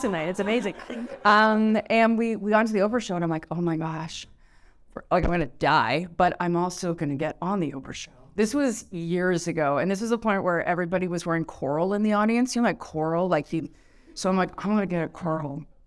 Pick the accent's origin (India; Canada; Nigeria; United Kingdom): Canada; I'm so Canadian